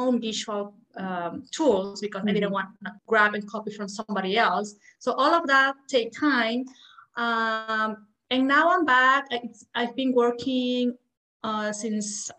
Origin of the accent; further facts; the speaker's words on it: Peru; English is a second language; moved away; also born or lived in Belgium / United States; I'm from Peru, by the way, so I speak Spanish.